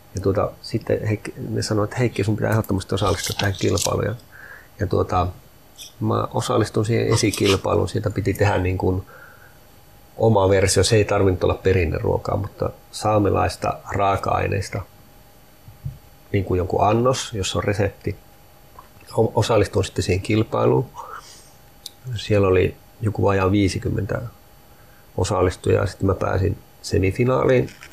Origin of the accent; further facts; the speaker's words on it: Sami, Lapland, Finland; minä olen suomalainen ja minä olen saamelainen, molempia